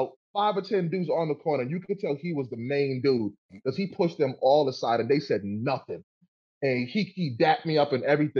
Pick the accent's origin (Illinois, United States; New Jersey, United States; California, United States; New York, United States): New York, United States; I grew up in the Bronx, man, in the 80s and the 90s